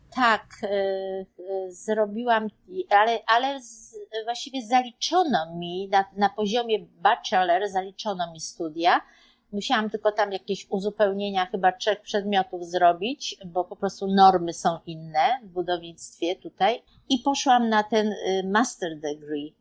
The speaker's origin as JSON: {"language": "Polish", "country": "Poland", "also_born_or_lived": "Germany", "moved": "as an adult", "lives_now": "New York, United States", "said": "wyjechaliśmy z Polski w 1987 roku ale byliśmy dwa lata w Niemczech"}